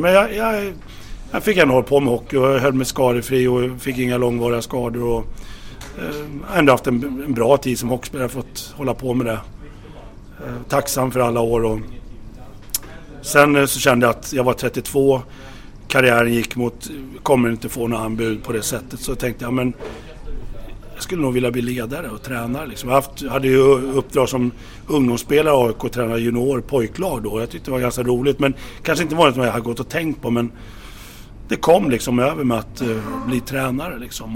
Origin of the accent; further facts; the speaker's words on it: Solna, Stockholm County, Sweden; jag växte upp i Stockholm eh, i, i Solna